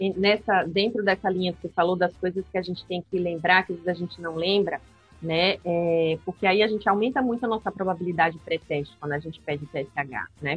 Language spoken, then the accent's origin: Portuguese; Aracaju, Sergipe, Brazil; moved away as an adult; also born or lived in São Paulo; E atualmente eu voltei para minha cidade natal, que é Aracaju